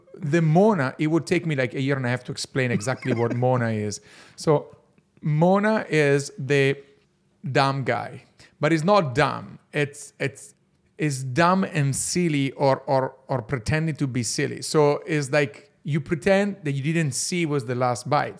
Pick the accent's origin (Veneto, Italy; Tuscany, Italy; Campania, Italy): Veneto, Italy; Verona; English is a second language; I'm from Verona, and Verona is actually the typical northern Italian city